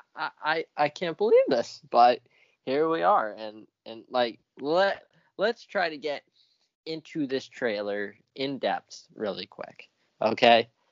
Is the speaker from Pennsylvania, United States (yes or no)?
no; near New Haven, southern Connecticut, United States; It's southern Connecticut. It's near New Haven